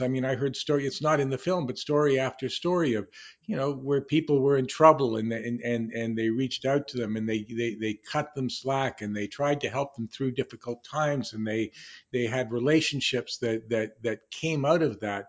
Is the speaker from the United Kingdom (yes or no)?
no; Canada; I, I grew up in Canada